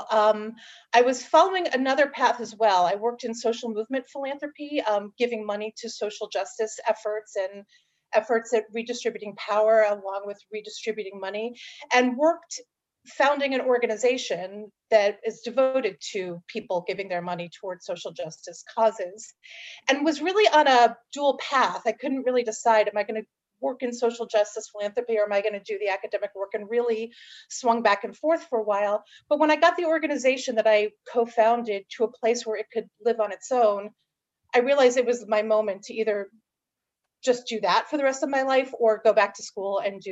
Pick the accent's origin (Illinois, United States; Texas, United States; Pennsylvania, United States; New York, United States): New York, United States; Long Island; now in San Francisco, United States; I grew up in New York on Long Island